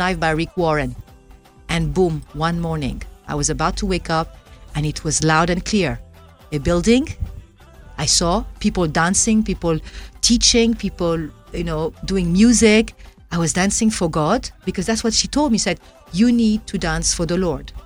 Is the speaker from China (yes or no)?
no; Ouagadougou, Centre, Burkina Faso; I was born in Ouagadougou